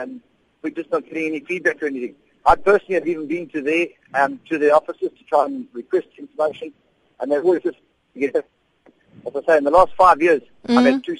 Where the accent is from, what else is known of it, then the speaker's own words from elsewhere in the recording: Durban, KwaZulu-Natal, South Africa; this is a Durban-based, I'm from Durban, and I've been to regional offices